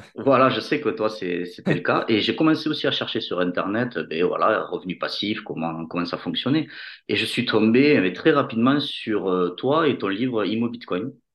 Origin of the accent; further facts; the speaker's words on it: Toulouse, Occitania, France; accent: Toulouse; j'ai un accent marqué de, Toulouse.